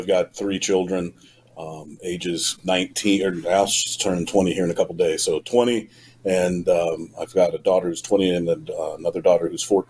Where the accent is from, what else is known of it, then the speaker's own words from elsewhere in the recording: Urbandale, Iowa, United States; I grew up in Iowa. I am from Urbandale, which is a suburb of the city of Des Moines, the capital city of our state.